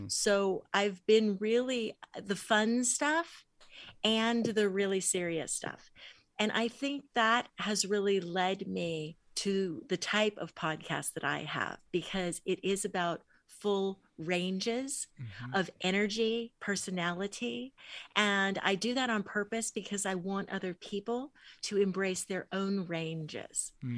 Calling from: California, United States; I'm in Southern California, near LA a little bit.

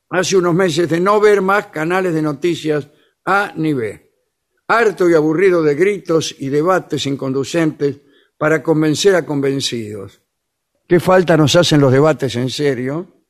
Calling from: Seattle, Washington, United States; de Seattle, Washington, estado de Washington, ¿no?

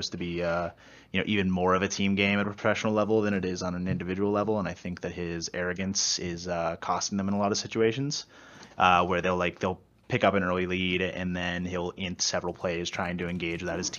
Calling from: Pittsburgh, Pennsylvania, United States

